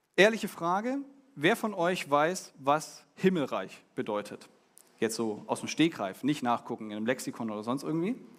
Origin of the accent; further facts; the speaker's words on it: Germany; now in Düsseldorf, Germany; Wir als Deutsche